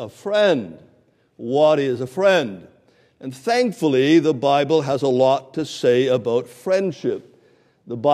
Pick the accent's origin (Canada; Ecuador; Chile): Canada; now in Canton, United States; I used to kind of brag that I'm a Canadian, but a couple of months ago, I became an American